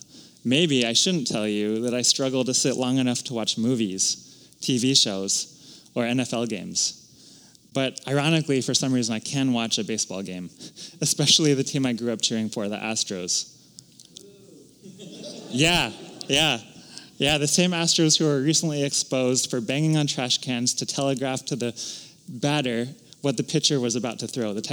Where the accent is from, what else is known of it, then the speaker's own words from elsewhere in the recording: Houston, Texas, United States; moved away as an adult; also born or lived in Los Angeles / Philadelphia / Austin, Texas / Madison, Wisconsin; I was born in Los Angeles, lived briefly in Philadelphia, but grew up in the suburbs of Houston from kindergarten through the end of high school